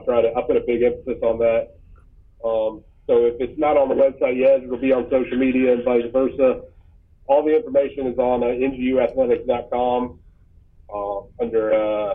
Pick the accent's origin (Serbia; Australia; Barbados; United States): United States; Columbia, South Carolina; I was born in Columbia